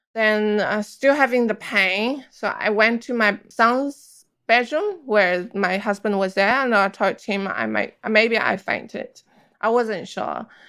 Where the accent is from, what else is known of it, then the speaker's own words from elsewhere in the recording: China; moved away; I grew up in China